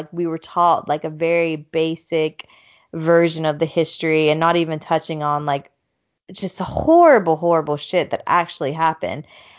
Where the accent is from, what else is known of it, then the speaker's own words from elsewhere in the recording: Arizona, United States; In our current town in New Mexico, 30 minutes from where I grew up in Arizona, it is predominantly Navajo and Mexican.